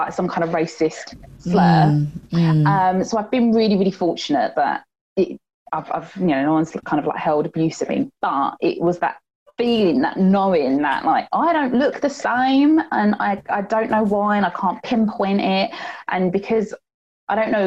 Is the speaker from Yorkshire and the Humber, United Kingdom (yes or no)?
no; Gravesend, South East England, United Kingdom; also born or lived in Sheffield; I was born up, brought up here